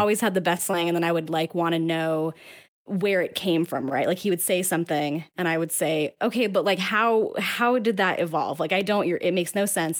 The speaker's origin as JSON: {"language": "English", "town": "Salt Lake City", "region": "Utah", "country": "United States", "said": "I'm from Salt Lake"}